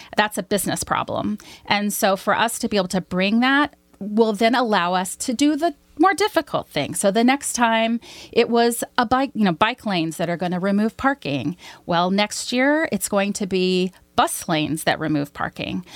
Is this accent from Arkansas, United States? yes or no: yes; Arkansas, United States; moved away as an adult; also born or lived in Washington, D.C.; I'm originally from Arkansas. My father was a cotton, uh, ginner and a cotton and soybean farmer